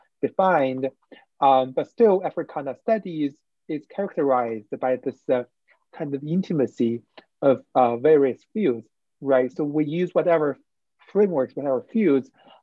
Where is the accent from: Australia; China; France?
China; English is a second language; moved away as an adult; also born or lived in Wuhan / Beijing; now in United States; There are not many people like me who was raised and born in China